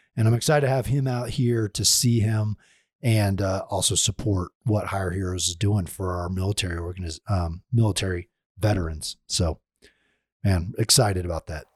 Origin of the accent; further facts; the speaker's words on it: Oklahoma, United States; I'm from Oklahoma